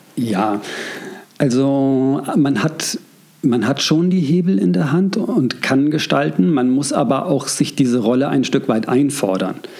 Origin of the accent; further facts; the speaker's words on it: near Koblenz, Westerwald, Rhineland-Palatinate, Germany; also born or lived in Heidelberg; now in Berlin, Germany; Ich bin geboren in Heidelberg, hm. am schönen Neckar. Und ähm, allerdings aufgewachsen in der Nähe von Koblenz auf dem Land.